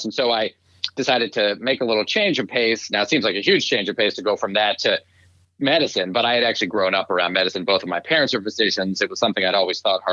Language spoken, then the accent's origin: English; Shaker Heights, Ohio, United States; moved away as an adult; also born or lived in Providence, Rhode Island; I grew up a little suburb of Cleveland, Ohio, called Shaker Heights, Ohio. And I was there until I went to college